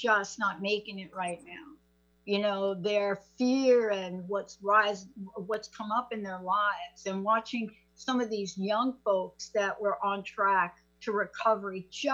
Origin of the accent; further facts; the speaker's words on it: New York City, New York, United States; now in Seattle, United States; I'm a kid from the Bronx. There's no question about it where I grew up.